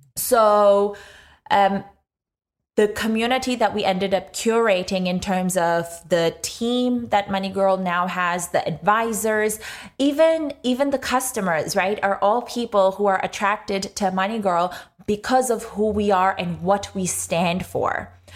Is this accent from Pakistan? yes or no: yes; Pakistan; moved away as an adult; now in Australia; grew up in Pakistan for most of my life, came to Australia seven or eight years ago today